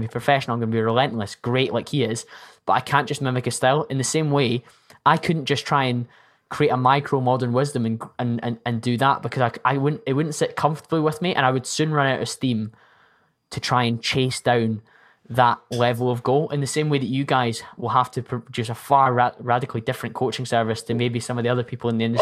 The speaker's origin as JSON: {"language": "English", "region": "Scotland", "country": "United Kingdom", "said": "I'm Scottish"}